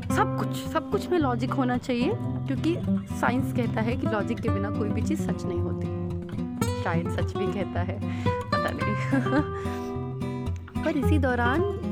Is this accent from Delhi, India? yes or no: yes; Delhi, India; मैं दिल्ली की रहने वाली हूँ